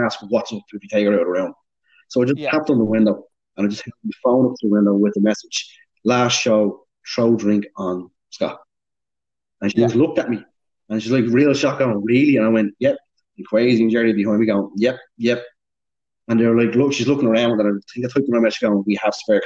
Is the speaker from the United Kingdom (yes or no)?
no; Dublin, Leinster, Ireland; I'm from Dublin